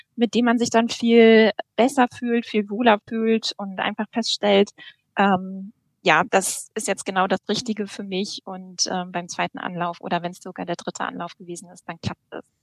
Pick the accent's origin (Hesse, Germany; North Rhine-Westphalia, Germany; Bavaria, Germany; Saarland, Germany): North Rhine-Westphalia, Germany; now in Lübeck, Germany; Ich äh, bin gebürtige NRWlerin